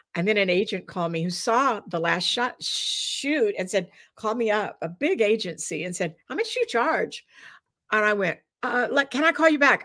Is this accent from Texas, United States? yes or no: yes; Dallas, Texas, United States; moved away; also born or lived in New York City / Los Angeles; growing up in Texas